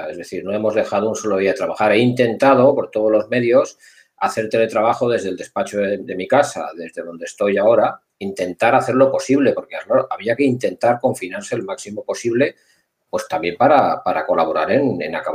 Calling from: Barcelona, Catalonia, Spain

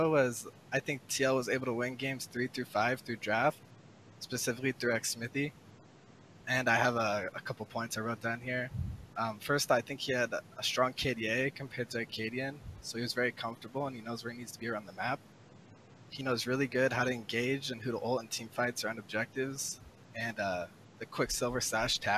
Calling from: Orem, Utah, United States; I'm in a town called Orem, like 40 minutes south from there.

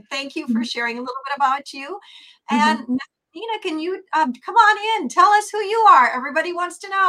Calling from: Minnesota, United States; And I'm calling in from Minnesota

